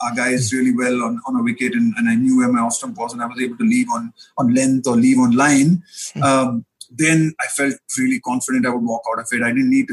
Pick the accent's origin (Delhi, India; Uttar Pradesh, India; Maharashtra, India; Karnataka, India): Karnataka, India; Bangalore; I grew up in Bangalore in Karnataka